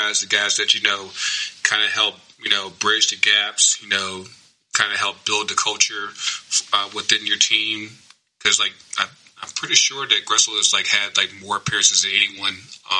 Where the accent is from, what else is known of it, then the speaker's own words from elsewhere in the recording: Kinston, North Carolina, United States; she's right down the road from my hometown down in Wilmington, North Carolina. I'm actually from Kinston, like not too far down.